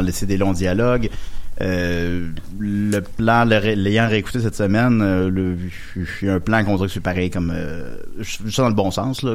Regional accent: Charny, Quebec, Canada; moved away as an adult; also born or lived in Montreal; je suis arrivé à Montréal à 20 ans, puis j'avais un club vidéo proche chez nous, puis il y avait tout, parce que je viens de Charny, ça arrive ça de Québec

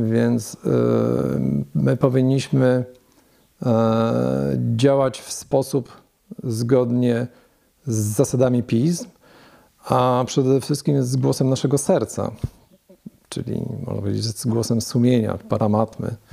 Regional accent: Leszno, Greater Poland, Poland; now in Wrocław, Poland; A ja z Wielkopolski, z Leszna.

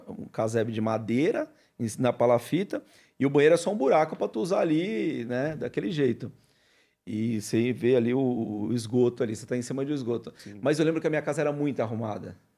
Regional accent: Cubatão, São Paulo, Brazil; born or raised there; also born or lived in Marília, São Paulo; now in Praia Grande, Brazil

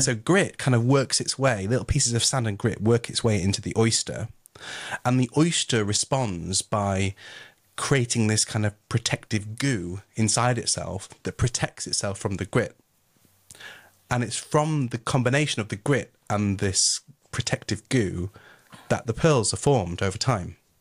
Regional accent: Yorkshire and the Humber, United Kingdom; I am from Yorkshire

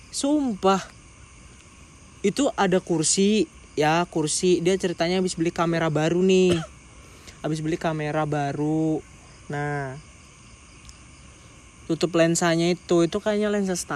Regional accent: Lampung, Indonesia; gue nih dari Lampung gitu ceritanya dan gue sadar di Lampung tuh kayak hanya ada kota-kota terpenting doang

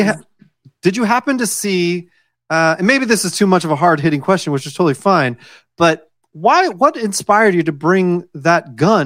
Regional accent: United States; Oh, right. Well, I am American, in case you were wondering.

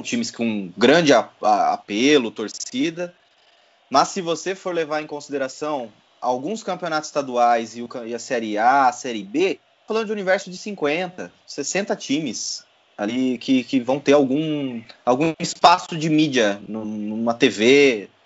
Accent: Votorantim, São Paulo, Brazil; now in São Paulo, Brazil; eu sou de Votorantim, cidade vizinha ali de Sorocaba

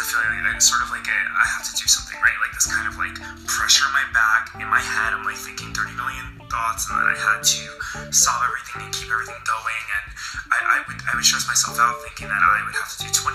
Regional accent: New York, United States; I'm an author from New York

